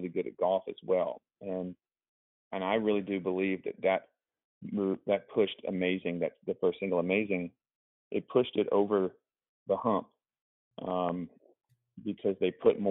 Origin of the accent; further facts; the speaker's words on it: Augusta, Georgia, United States; also born or lived in Mississippi; grew up in Augusta, Georgia, which is basically like the golf capital of the world